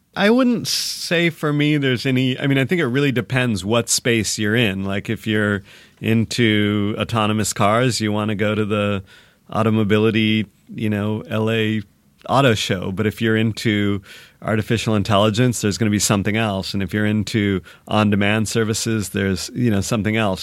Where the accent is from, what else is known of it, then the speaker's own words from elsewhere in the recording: Michigan, United States; also born or lived in Seattle; now in Los Angeles, United States; I grew up in Michigan, but I was in Seattle a long time